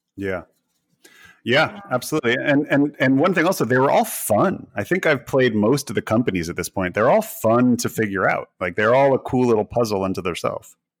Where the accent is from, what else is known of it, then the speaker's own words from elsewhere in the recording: United States; being an American